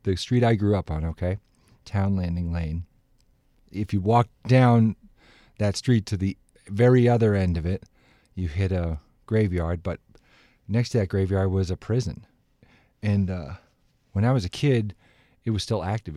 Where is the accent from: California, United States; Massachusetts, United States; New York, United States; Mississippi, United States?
Massachusetts, United States; Dedham; Dedham is a, a place, a nice place to grow up. I loved growing up there.